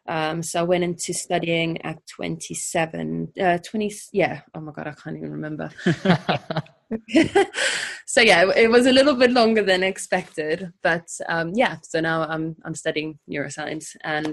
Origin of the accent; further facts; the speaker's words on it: South Africa; moved away as an adult; now in London, United Kingdom; And then I came to London when I was 19 from South Africa.